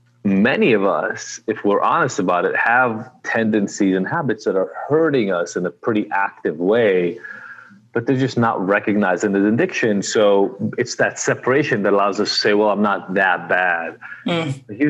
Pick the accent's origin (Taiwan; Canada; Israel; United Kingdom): Israel; now in United States; I am originally from Israel, been in the U.S. for a long time now, 30 years almost